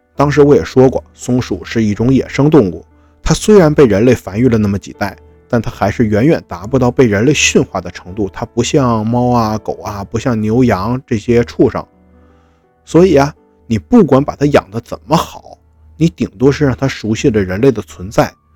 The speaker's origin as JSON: {"language": "Chinese", "region": "Northeast China", "country": "China", "said": "我也是东北人，我也是热情好客的"}